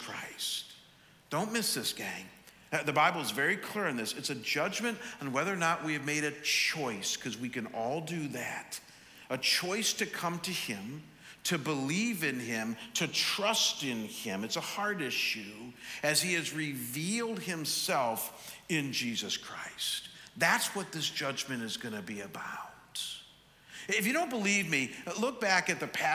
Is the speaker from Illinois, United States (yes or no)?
no; Chagrin Falls, Ohio, United States; now in Scottsdale, United States; people who live in my hometown of Chagrin Falls.